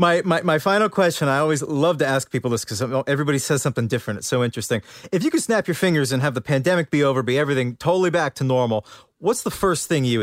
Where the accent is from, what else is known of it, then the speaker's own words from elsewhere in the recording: Boston, Massachusetts, United States; I'm from Boston, so we do seafood